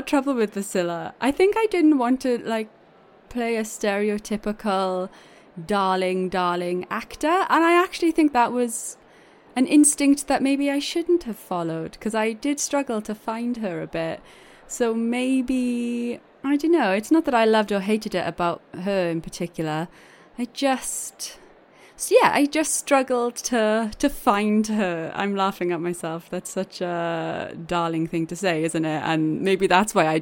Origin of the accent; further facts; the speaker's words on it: Wales, United Kingdom; accent: Welsh; Welsh accented people